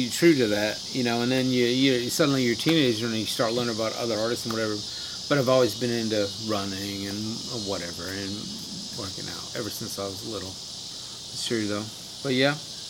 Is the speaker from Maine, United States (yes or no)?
yes; Maine, United States; now in Mississippi, United States; I grew up in Maine and we lived in a vacuum, man. We didn't have any money.